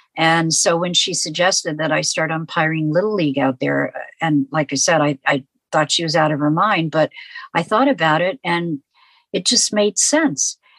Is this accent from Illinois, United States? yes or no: no; New York City, New York, United States; My twin sister and I grew up in New York City